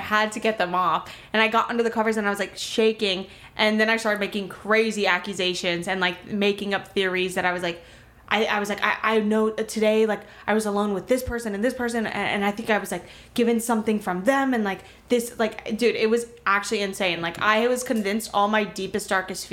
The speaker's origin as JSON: {"language": "English", "town": "Miami", "region": "Florida", "country": "United States", "said": "I'm from Miami"}